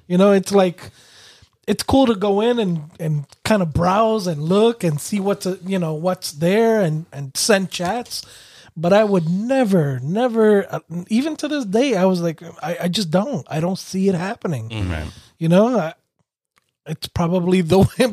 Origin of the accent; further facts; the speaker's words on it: New York City, New York, United States; growing up in New York City